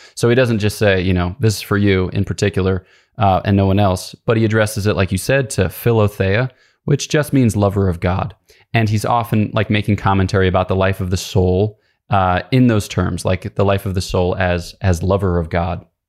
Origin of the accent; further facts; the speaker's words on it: Philadelphia, Pennsylvania, United States; I grew up outside of Philadelphia, Pennsylvania